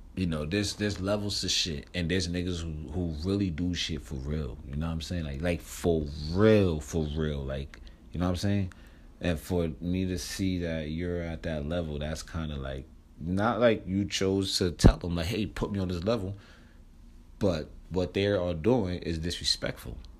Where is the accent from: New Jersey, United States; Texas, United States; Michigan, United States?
New Jersey, United States; moved away; I'm from Jersey